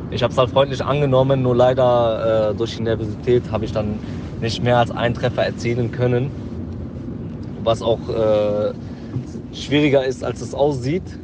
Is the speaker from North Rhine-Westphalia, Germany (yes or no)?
yes; Jülich, North Rhine-Westphalia, Germany; Ich komme aus Jülich